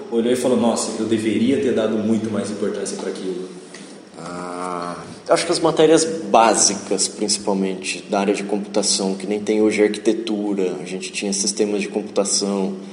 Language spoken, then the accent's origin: Portuguese; Tupã, São Paulo, Brazil; moved away as an adult; now in Ourinhos, Brazil; eu vim de Tupã para cá, minha família é de lá, ainda moram lá. E eu vim em 2000 para cá para estudar na FATEC.